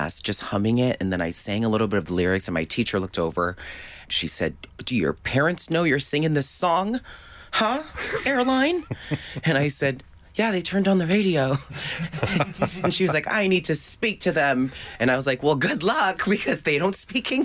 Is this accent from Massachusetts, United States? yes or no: yes; Boston, Massachusetts, United States; also born or lived in California; I was born in Boston. We moved to California. Went back to Boston